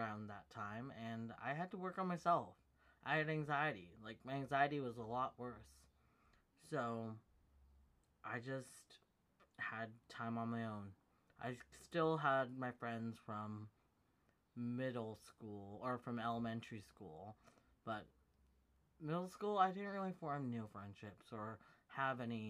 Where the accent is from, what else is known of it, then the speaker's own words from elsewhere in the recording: United States; she and I both share a similar background or similar ethnicity and nationality, which we're both American